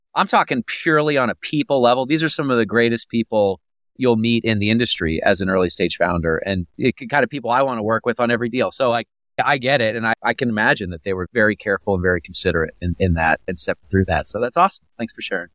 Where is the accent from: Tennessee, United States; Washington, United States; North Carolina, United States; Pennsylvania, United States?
Pennsylvania, United States; moved away; I'm from Pennsylvania originally.